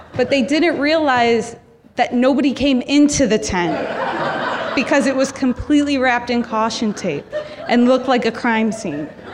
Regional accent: Chicago, Illinois, United States; now in Philadelphia, United States; I'm originally from Chicago

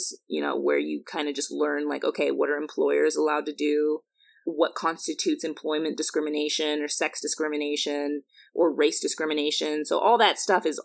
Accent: Chandler, Arizona, United States; moved away as an adult; also born or lived in New Jersey / Massachusetts; high school in Chandler, Arizona to Princeton

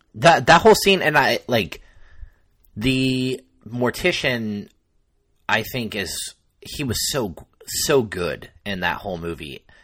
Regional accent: Mendocino County, California, United States; Mendocino, which is the county of my hometown

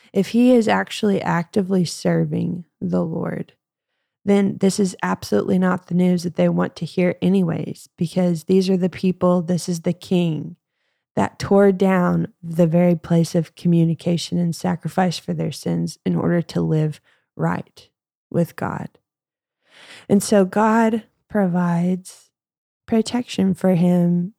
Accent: United States; growing up in the Southern Baptist Bible Belt in Texoma area, which is the Texas-Oklahoma borderline

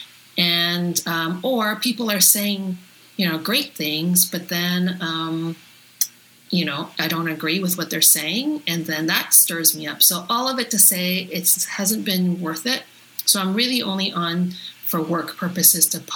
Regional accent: Toronto, Ontario, Canada; I grew up in North York in the 70s and very, very white neighborhood.

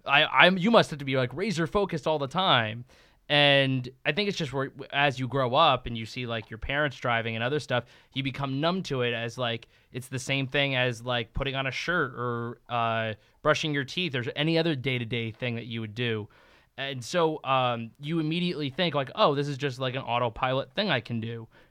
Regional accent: East Coast, United States; moved away; I'm from the East Coast originally

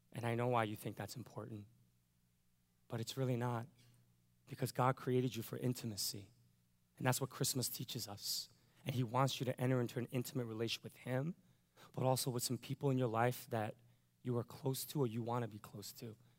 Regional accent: United States; I'm an American

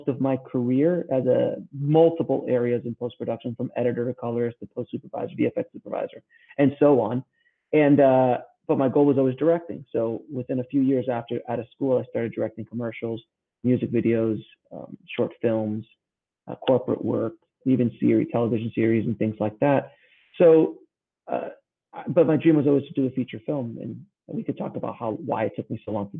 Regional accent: Miami, Florida, United States; also born or lived in New York City; I'm originally from the South Florida area in Miami, like the Miami, Fort Lauderdale area. So that's where I was basically raised, between there and New York City.

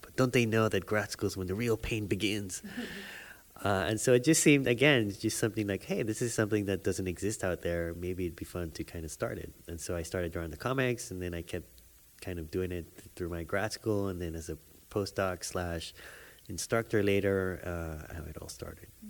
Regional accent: Panama; moved away; I grew up in Panama

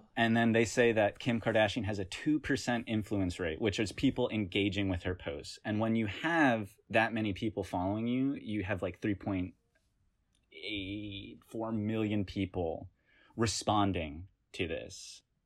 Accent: Hickory, North Carolina, United States; moved away as an adult; now in New York, United States; I'm from Hickory, North Carolina. I moved to New York, I guess, when I came to college, and I've lived in New York ever since.

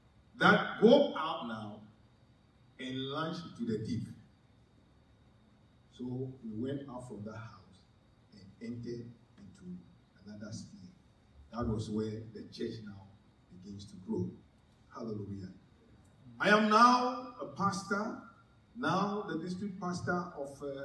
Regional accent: Ghana; also born or lived in Ho, Ghana; my hometown

